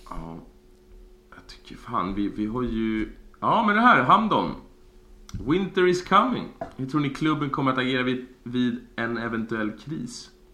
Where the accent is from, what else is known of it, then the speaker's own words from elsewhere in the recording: Sweden; vi här hemma i Sverige